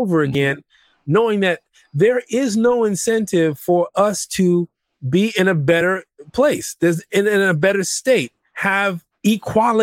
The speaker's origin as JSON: {"language": "English", "country": "United States", "tie": "born or raised there", "said": "we're American. We grew up in this country"}